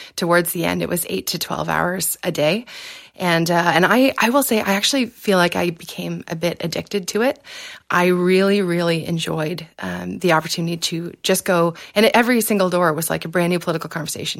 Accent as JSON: {"language": "English", "town": "Exeter", "region": "Ontario", "country": "Canada", "tie": "born or raised there", "said": "I was born in Exeter, so it's a small town in South West Ontario, about half an hour outside London"}